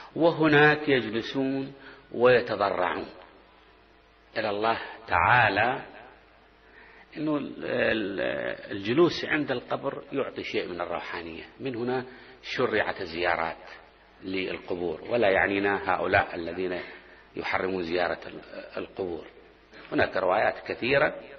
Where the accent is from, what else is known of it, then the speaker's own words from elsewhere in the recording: Basra Governorate, Iraq; moved away; عندنا بالبصرة